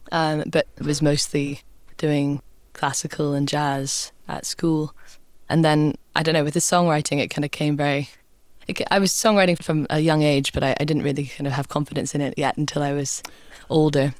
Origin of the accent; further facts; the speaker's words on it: Scotland, United Kingdom; growing up in Scotland